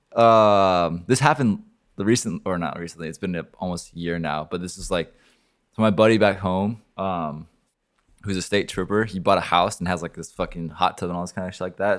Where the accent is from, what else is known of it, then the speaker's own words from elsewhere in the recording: Oregon, United States; now in Miami, United States; I'm not from Florida, I'm from Oregon